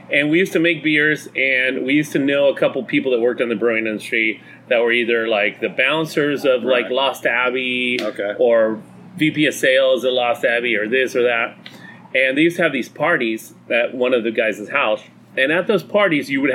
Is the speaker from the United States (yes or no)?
no; Mexico; moved away as an adult; I grew up in Mexico. I went to high school in Mexico, middle school, elementary school in Mexico.